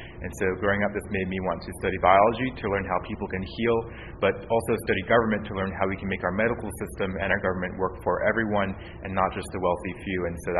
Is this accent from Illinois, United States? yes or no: no; South San Francisco, California, United States; I was born and raised in South San Francisco to a working class family. Father was a FedEx worker, my mother, Taiwanese immigrant